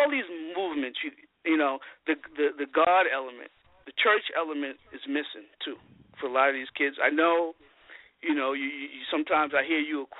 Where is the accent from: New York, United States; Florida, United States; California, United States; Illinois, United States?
New York, United States; New York City; moved away as an adult; also born or lived in Chicago; now in Westchester, United States; I spent my first 42 years in Bed-Stuy